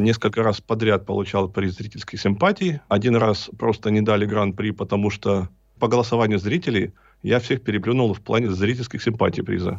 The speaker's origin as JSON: {"language": "Russian", "town": "Berezniki", "region": "Perm Krai", "country": "Russia", "tie": "born or raised there", "lives_now": "Perm, Russia", "said": "Родом я из города Березники. Это северный Перми, Пермский край."}